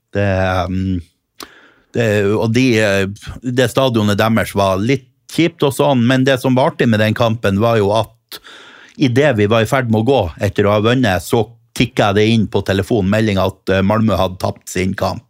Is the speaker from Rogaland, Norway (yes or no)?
no; Helgeland, Nordland, Norway; moved away; var jeg hjemme på Helgeland